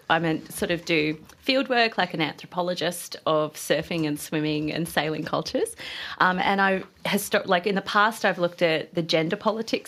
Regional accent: Byron Bay, New South Wales, Australia; I'm from Byron Bay

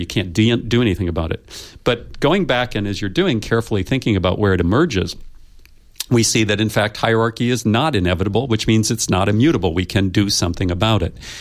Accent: United States; I come from the United States

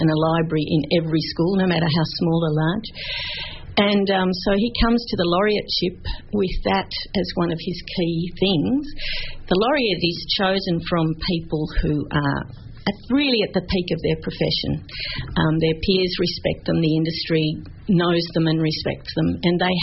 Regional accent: Australia; we're Australian

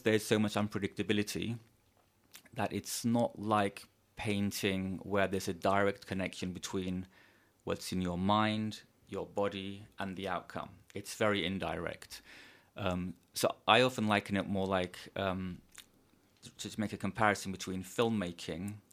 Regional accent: Turkey; now in Los Angeles, United States; I'm from Turkey, and I spent the pandemic in a small village in the Mediterranean in Turkey

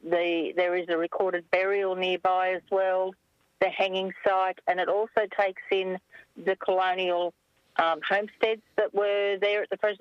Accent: Camden, New South Wales, Australia; now in Wallandilly, Australia; So I was born in Camden. I don't live in Camden anymore. My parents still do, but I live in Wallandilly, which is still all country.

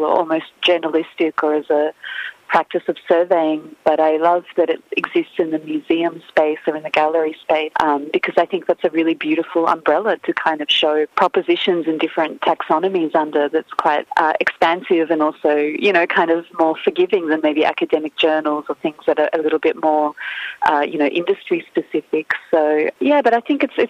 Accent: Ukraine; now in Australia; growing up in Ukraine

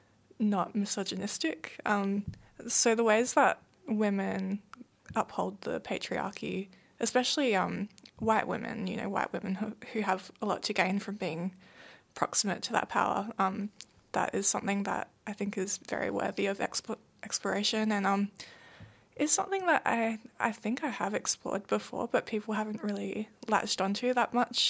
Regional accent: Perth, Western Australia, Australia; moved away as an adult; I left Perth when I was 18. I spent the first 18 years of my life there

